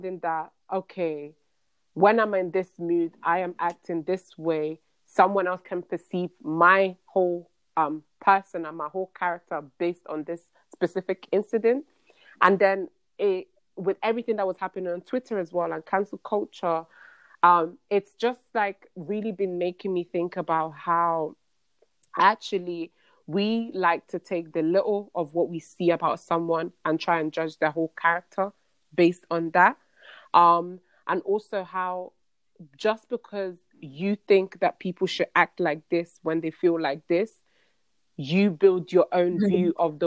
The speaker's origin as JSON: {"language": "English", "country": "United States", "said": "as an American"}